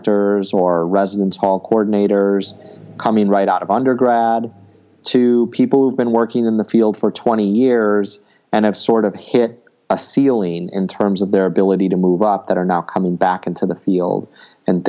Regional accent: United States; growing up in the United States

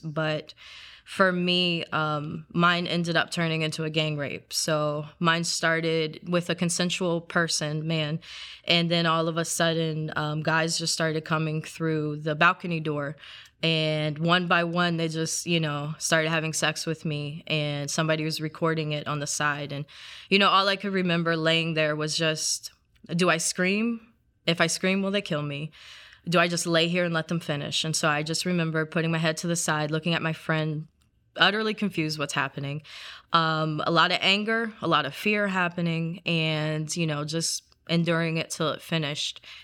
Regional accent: South Carolina, United States; I grew up in South Carolina, so it's part of the Bible Belt

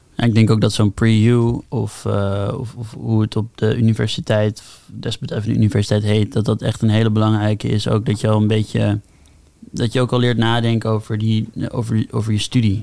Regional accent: Amsterdam, North Holland, Netherlands; moved away; ik kom uit Amsterdam, dus toen ik voor vanuit de middelbare school eh, mijn keuze ging maken om een HBO te doen, mhm. besloot ik al best wel snel om gewoon in Amsterdam te blijven, mhm. bij mijn ouders wonen

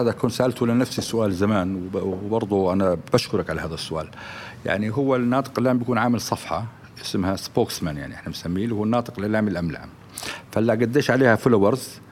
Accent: Jordan; احنا عندنا في الاردن

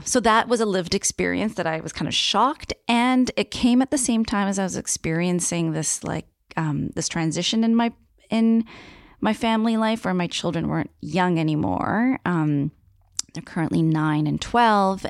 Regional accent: Niagara region, Ontario, Canada; moved away as an adult; now in Victoria, Canada; I was born and raised on Haudenosaunee territory in the Niagara region

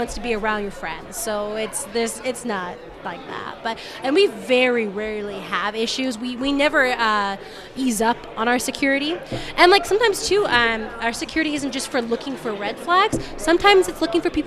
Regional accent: Southern California, United States; moved away as an adult; now in Denver, United States; I'm originally from Southern California

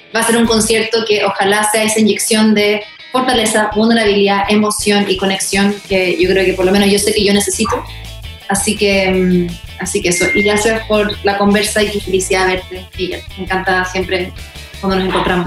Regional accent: Chile; now in United States; yo soy chilena, me crié en Chile, una familia chilena

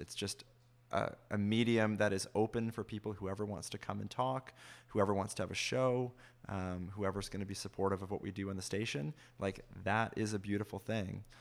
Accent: Fergus, Ontario, Canada; I grew up in Fergus, but we listened to C B C Toronto all the time.

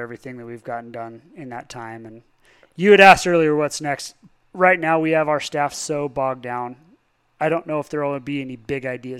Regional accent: Palisade, Colorado, United States; I grew up actually in the buffer zone. So I was a 36 and 3/10 road, GN4/10. I was out there in the country. So not in the town, but culturally Palisade.

